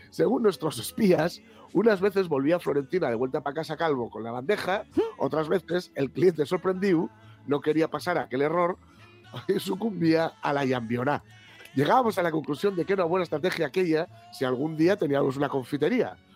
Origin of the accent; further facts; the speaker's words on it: Infiesto, Asturias, Spain; Nací en Infiesto y creíme en el Valle de la Benéfica, concretamente en las vías del tren. Quedábamos en la plazoleta donde antes había columpios paguajes de fierro oxidado